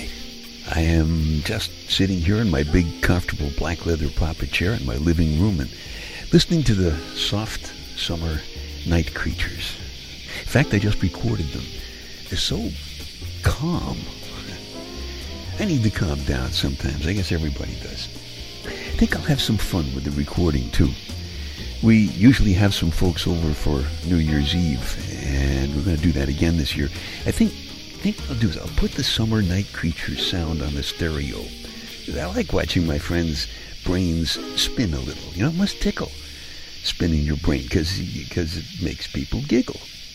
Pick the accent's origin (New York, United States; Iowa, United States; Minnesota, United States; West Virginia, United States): New York, United States; New York City; Now, I'm from Brooklyn. I grew up in Brooklyn.